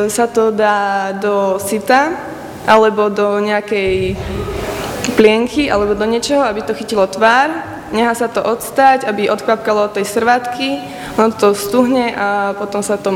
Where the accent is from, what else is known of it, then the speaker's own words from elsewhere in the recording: Slatinka nad Bebravou, Trenčín Region, Slovakia; študujem druhý ročník podnikateľ pre rozvoj vidieka, odbor, a som zo Slatinky nad Bebravou.